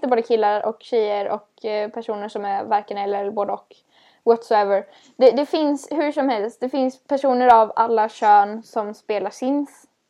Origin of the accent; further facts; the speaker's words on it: West Coast, Sweden; vi på västkusten